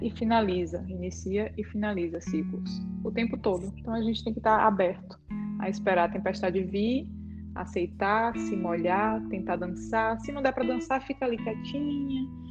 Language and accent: Portuguese; Brazil; nós somos brasileiras